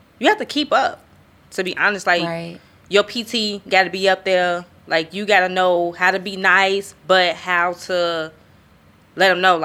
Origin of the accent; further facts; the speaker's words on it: Chicago, Illinois, United States; moved away; I'm from Chicago